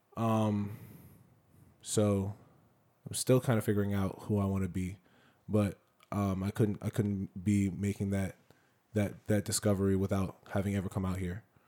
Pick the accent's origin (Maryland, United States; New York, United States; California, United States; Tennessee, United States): Maryland, United States; Silver Spring; I was born in Silver Spring, Maryland. Uh, I'm from the D M V. I will always be from the D M V. Um, that's all, that's my home